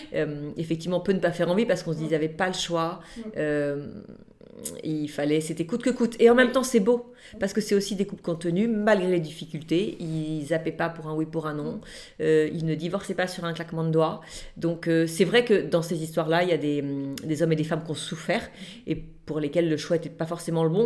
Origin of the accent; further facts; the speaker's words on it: Nantes, Pays de la Loire, France; now in Toulon, France; on habite aujourd'hui Toulon, mais à la base, je suis originaire de Nantes